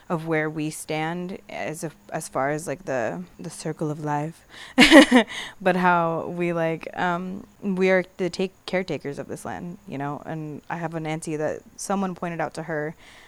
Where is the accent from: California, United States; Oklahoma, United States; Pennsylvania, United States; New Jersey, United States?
California, United States; San Pedro; I grew up in San Pedro